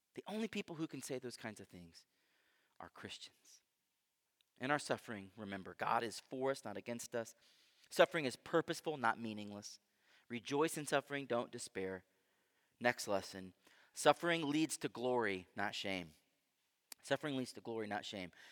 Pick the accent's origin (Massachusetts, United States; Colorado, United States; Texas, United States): Texas, United States; Houston; I grew up in Houston, Texas